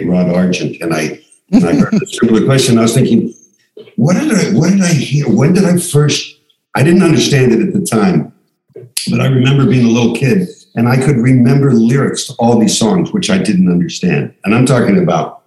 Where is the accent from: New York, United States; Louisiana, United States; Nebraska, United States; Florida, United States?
Florida, United States; Miami Beach; born or raised there; also born or lived in Pittsburgh, Pennsylvania; now in Santa Monica, United States